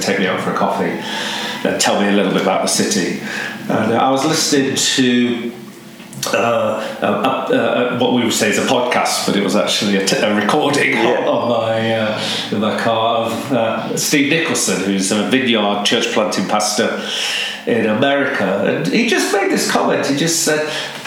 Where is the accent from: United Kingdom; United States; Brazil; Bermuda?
United Kingdom; Nottingham, East Midlands; moved away as an adult; now in Manchester, United Kingdom; I grew up in Nottingham